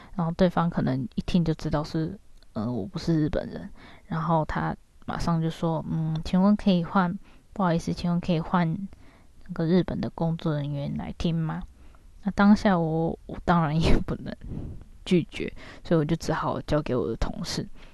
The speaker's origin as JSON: {"language": "Chinese", "country": "Taiwan", "moved": "as an adult", "lives_now": "Japan", "said": "跟我同样是台湾人的一个姐姐"}